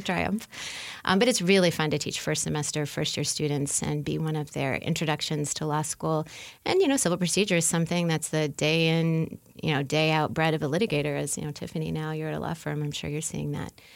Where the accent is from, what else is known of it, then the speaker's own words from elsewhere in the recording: New Orleans, Louisiana, United States; moved away as an adult; now in Indiana, United States; I'm from New Orleans